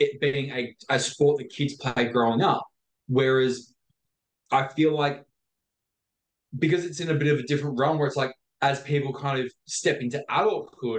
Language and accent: English; Victoria, Australia; me growing up in Victoria